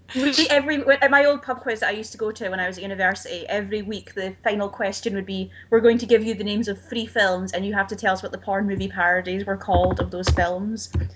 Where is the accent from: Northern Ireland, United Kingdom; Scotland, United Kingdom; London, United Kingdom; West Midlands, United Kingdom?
Scotland, United Kingdom; being Scottish